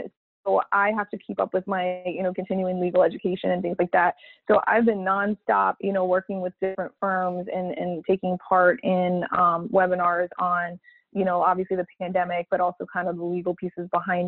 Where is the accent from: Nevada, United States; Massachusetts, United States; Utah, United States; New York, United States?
Massachusetts, United States; I'm from Massachusetts.